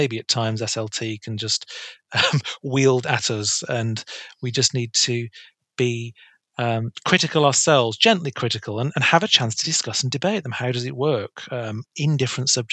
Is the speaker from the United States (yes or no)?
no; Bolton, North West England, United Kingdom; now in South of England, United Kingdom; I'm from Bolton, so Wigan is quite close in Greater Manchester.